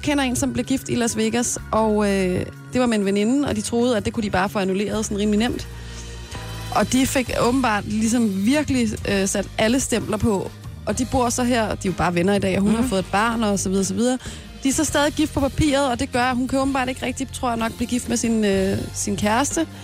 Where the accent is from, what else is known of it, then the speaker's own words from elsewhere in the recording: Brøndby, Capital Region of Denmark, Denmark; jeg er fra Brøndby af